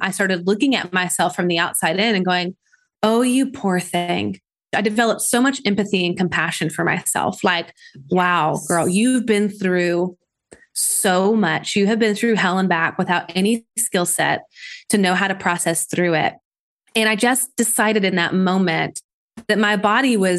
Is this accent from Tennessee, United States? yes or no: yes; Nashville, Tennessee, United States; I'm from Nashville, Tennessee